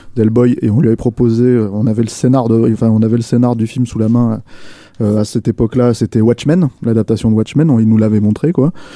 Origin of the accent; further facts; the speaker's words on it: France; chez nous en France